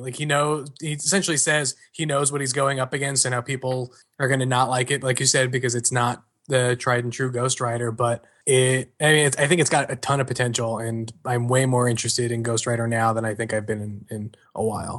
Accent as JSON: {"language": "English", "region": "New York", "country": "United States", "said": "I'm from New York"}